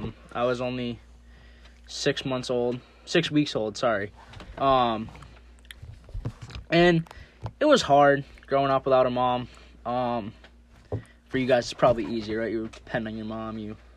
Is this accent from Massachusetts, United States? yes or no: yes; Athol, Massachusetts, United States; moved away as an adult; now in Somers, Connecticut, United States; We were born and raised in Athol, like I said. Moved out here to Summers, Connecticut, 2019? Late 2019?